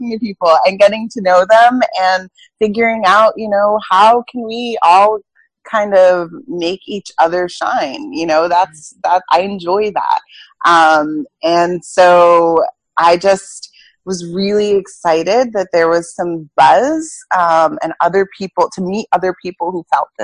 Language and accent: English; New York, United States; moved away as an adult; now in Boston, United States; I'm from New York, but I now live in Boston.